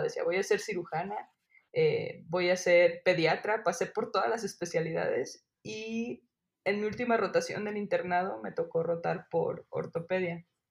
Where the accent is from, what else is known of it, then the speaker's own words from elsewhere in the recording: Guadalajara, Jalisco, Mexico; moved away as an adult; also born or lived in Mexico City; now in State of Mexico, Mexico; voy a Guadalajara, que es de donde yo soy, a ver a mi familia